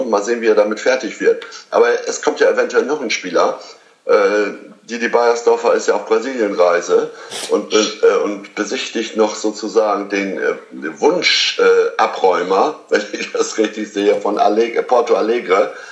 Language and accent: German; Lower Saxony, Germany; also ich als Ostfriese sage, abwarten und Tee trinken